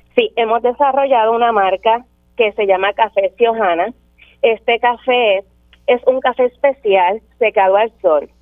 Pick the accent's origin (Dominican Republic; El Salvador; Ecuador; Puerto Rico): Puerto Rico; Maricao; now in Las Marías, Puerto Rico; somos natural de Maricao, del pueblo de Maricao